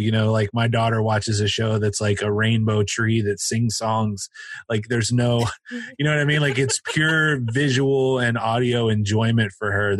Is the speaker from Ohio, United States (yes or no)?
yes; Cincinnati, Ohio, United States; My dad was he was a model maker for Kenner Toys here in Cincinnati